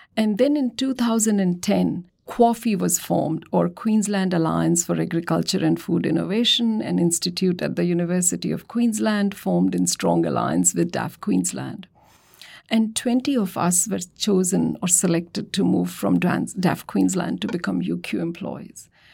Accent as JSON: {"language": "English", "region": "Delhi", "country": "India", "tie": "born or raised there", "moved": "yes", "said": "I'm from Delhi and grew up seeing the transformation of Delhi as it progressed"}